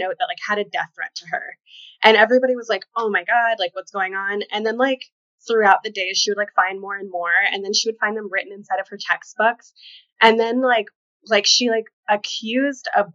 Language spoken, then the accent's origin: English; Kentucky, United States; now in New York, United States; Originally, Kentucky